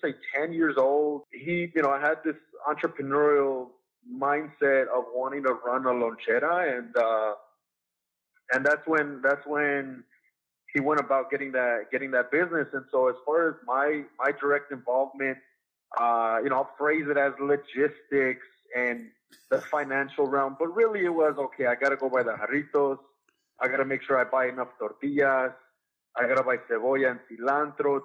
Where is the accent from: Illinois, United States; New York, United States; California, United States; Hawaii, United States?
California, United States; Santa Ana; I was born and raised in Santa Ana, California.